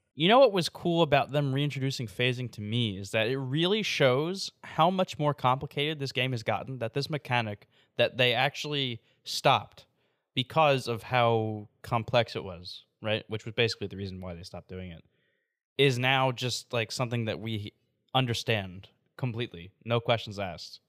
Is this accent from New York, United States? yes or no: yes; New York, United States; moved away; also born or lived in Davenport; I'm from New York originally